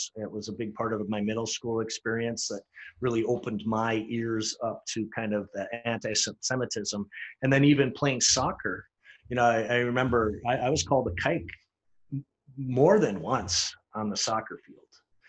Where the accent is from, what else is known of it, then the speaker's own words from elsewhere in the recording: St. Louis Park, Minnesota, United States; not Jewish, but I grew up in St. Louis Park.